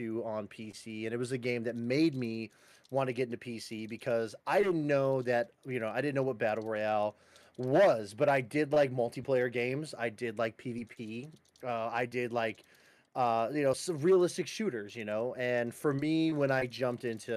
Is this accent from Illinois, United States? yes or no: yes; Chicago, Illinois, United States; I'm a Chicagoan